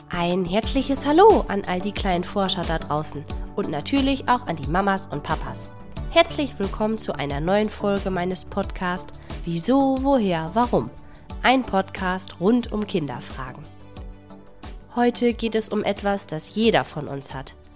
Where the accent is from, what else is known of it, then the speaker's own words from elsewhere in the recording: Germany; bei uns in Deutschland